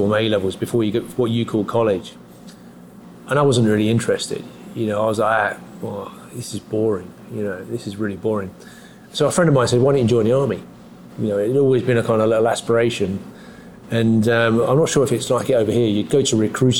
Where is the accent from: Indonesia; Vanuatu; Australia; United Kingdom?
United Kingdom; London; now in New York, United States; I grew up in London, in West London